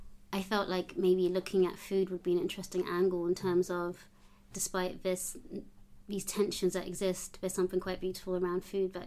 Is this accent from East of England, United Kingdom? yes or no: no; London, United Kingdom; also born or lived in Uganda (Buganda, ancestry); growing up in London